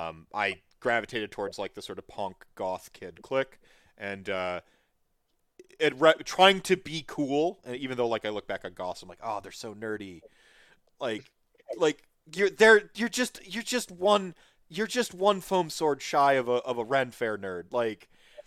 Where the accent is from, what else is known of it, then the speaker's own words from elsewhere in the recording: Winona, Minnesota, United States; I'm a cheesehead from Winona, Minnesota.